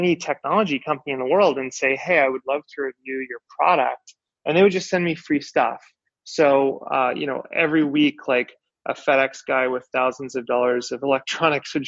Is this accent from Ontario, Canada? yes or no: no; Vancouver, British Columbia, Canada; also born or lived in Victoria, Canada; growing up, I grew up in Vancouver, Canada